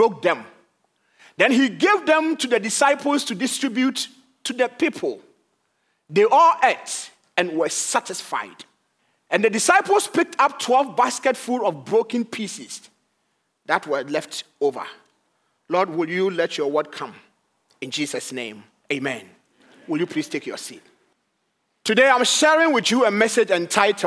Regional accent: Ghana; moved away as an adult; now in Madison, United States; I am originally from Ghana in West Africa. And by the grace of God, I relocated here

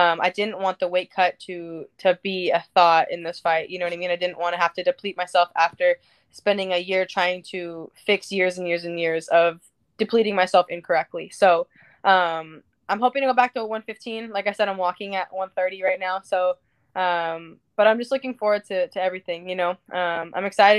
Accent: Anaheim, California, United States; this is my hometown.

